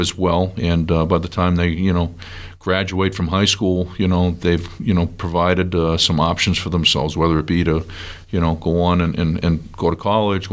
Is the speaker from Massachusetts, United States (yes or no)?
yes; Weymouth, Massachusetts, United States; moved away; I grew up in Weymouth, Mass